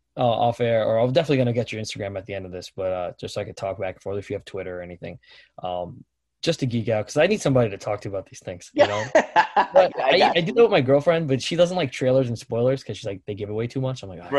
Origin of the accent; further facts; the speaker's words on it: New York City, New York, United States; I'm not from Staten Island, I'm from Brooklyn.